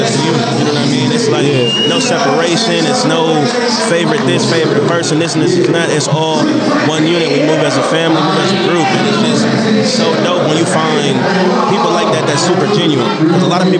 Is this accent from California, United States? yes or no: yes; Sacramento, California, United States; I was born and raised in Sacramento, California